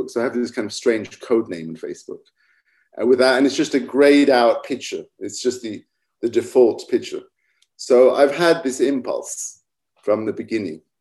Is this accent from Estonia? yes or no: no; England, United Kingdom; also born or lived in Middle East / Egypt; So I grew up in England mostly, spent a lot of time in the Middle East and Egypt, where they have a quite specific kind of English Arab accent.